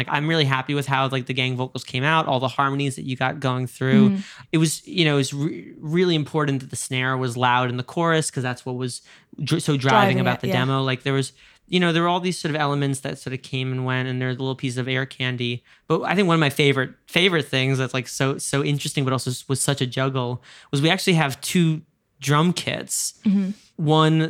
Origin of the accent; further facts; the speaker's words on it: New York, United States; you're a Londoner, I'm a New Yorker, like we talk in a very specific way.